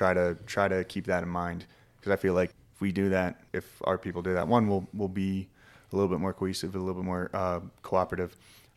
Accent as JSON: {"language": "English", "town": "Philadelphia", "region": "Pennsylvania", "country": "United States", "tie": "born or raised there", "said": "I grew up in Philadelphia, Pennsylvania. I'm from the East Coast."}